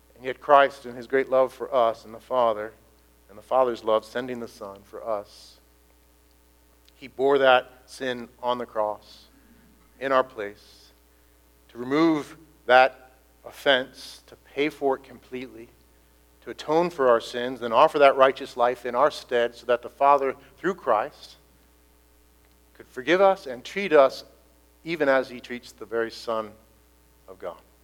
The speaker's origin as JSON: {"language": "English", "country": "United States", "said": "I'm an Irish American"}